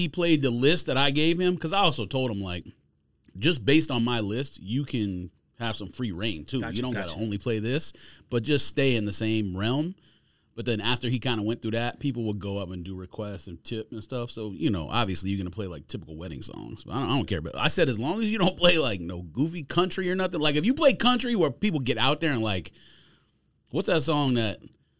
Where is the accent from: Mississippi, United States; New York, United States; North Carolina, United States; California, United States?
California, United States; And then I had like my best friend growing up in California.